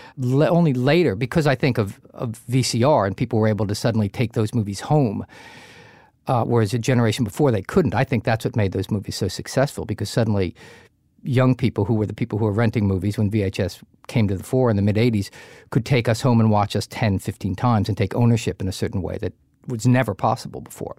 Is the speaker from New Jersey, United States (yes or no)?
yes; New Jersey, United States; I grew up in Jersey, we went down the Jersey Shore